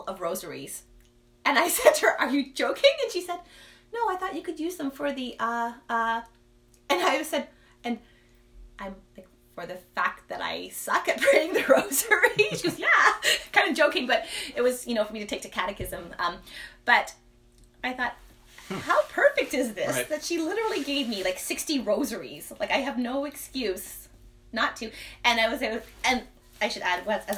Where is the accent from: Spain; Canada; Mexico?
Canada; Toronto, Ontario; I'm from the Toronto area.